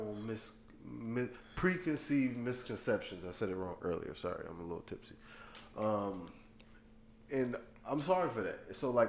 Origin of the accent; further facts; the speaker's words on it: South Carolina, United States; We grew up in South Carolina